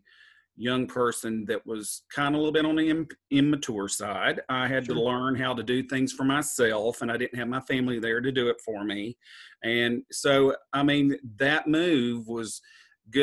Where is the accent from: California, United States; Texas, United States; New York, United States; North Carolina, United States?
North Carolina, United States; Western; also born or lived in Southport, North Carolina; I grew up in Western North Carolina, and I went to high school here. My family's from up here.